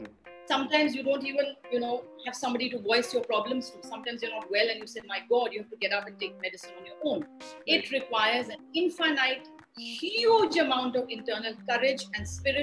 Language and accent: English; Delhi, India; moved away as an adult; also born or lived in Hyderabad; now in Goa, India; Living in Goa, which I am now, even though I'm basically from Delhi, and prior to this, I lived in Hyderabad for many, many, many decades